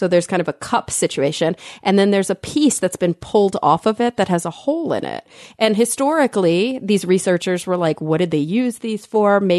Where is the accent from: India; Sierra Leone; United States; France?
United States; Texas; I'm a Texan.